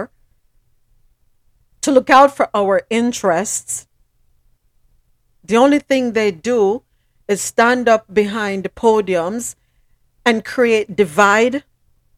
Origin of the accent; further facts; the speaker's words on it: Jamaica; moved away; I'm from the Caribbean. I'm from Jamaica